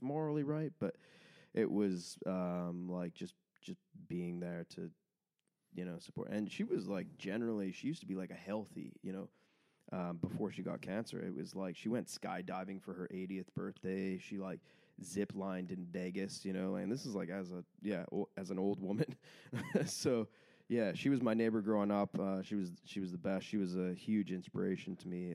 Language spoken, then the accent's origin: English; Port Moody, British Columbia, Canada; I'm from Port Moody, just outside of Vancouver